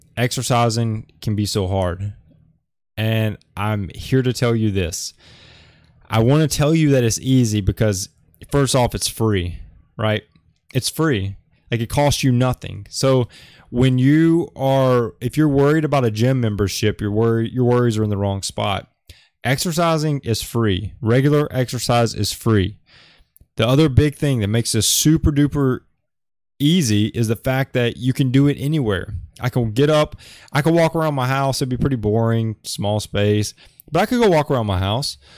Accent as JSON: {"language": "English", "region": "Alabama", "country": "United States", "moved": "as an adult", "lives_now": "Oahu, Hawaii, United States", "said": "I'm from Alabama, but I, I live in Hawaii"}